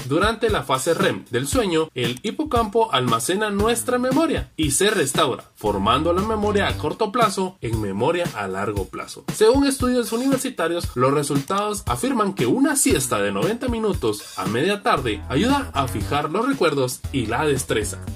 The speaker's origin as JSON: {"language": "Spanish", "country": "Guatemala", "said": "como buenos guatemaltecos"}